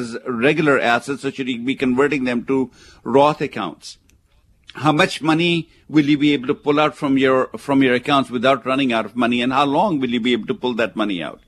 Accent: India; now in United States; where I come from, where I was born in India

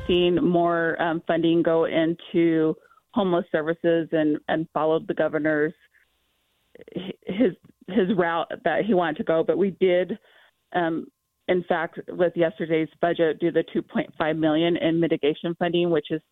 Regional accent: Tooele, Utah, United States; As growing up as a child, I grew up in Tooele, Utah

